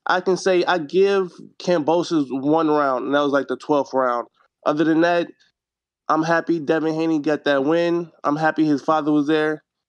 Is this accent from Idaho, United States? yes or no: no; Wisconsin, United States; I'm from Wisconsin.